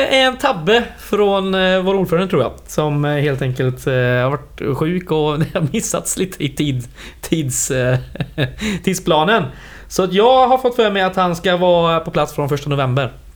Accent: western Skaraborg, Västra Götaland, Sweden; jag är från västra Skaraborg.

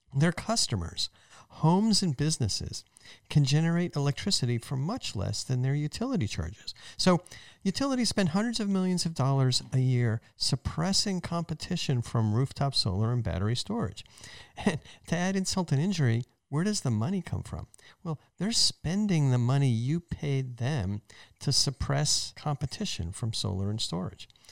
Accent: New Jersey, United States; my home state's university

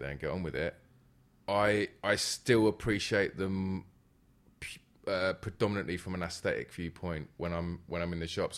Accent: London, United Kingdom; I'm from, born and raised in, uh, Northwest London

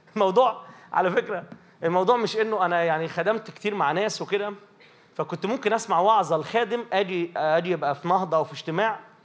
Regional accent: Minya, Minya Governorate, Egypt; عندنا في المنيا يبقى مثلا ايه في ترانيم معينه

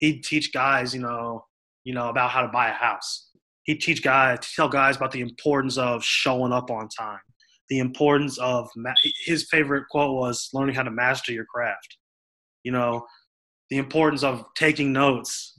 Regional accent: Kansas City, Missouri, United States; I'm from Kansas City

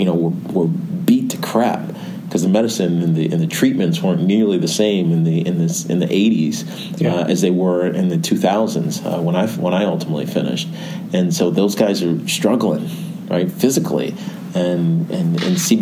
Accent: Roanoke, Virginia, United States; now in New York, United States; my hometown in Roanoke

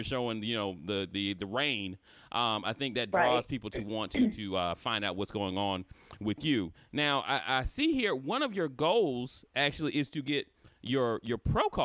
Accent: Florida, United States; I'm from Florida

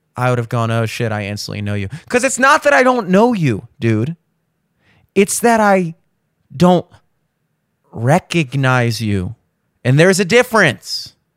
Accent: Baltimore, Maryland, United States; I grew up in Maryland, Baltimore area

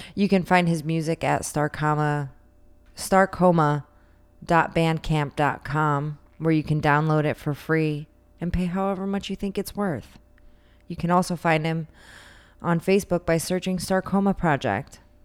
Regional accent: United States; we're American

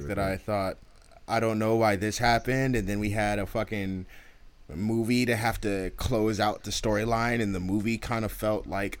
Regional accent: United States; Now, I'm American.

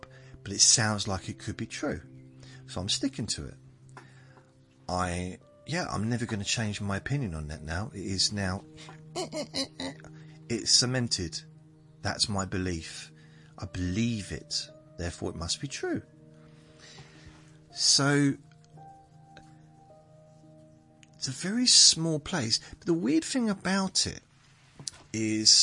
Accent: southern England, United Kingdom; accent: southerner; I'm a southerner

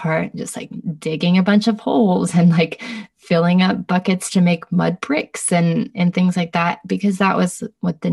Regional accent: United States; also born or lived in Bay Area; now in Los Angeles, United States; as an American, as like a white person coming

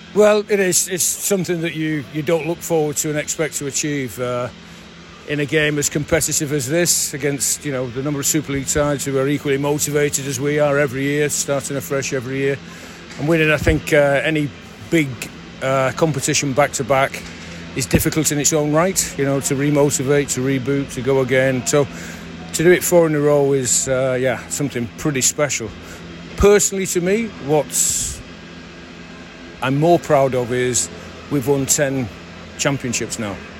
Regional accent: St Helens, North West England, United Kingdom; my hometown club

